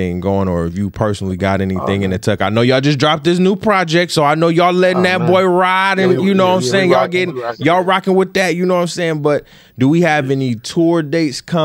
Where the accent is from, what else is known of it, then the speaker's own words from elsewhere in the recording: Detroit, Michigan, United States; we from Detroit